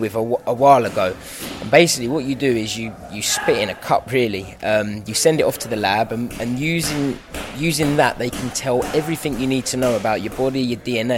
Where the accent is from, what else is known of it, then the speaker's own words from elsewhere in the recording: London, United Kingdom; I will never turn down fighting in my hometown.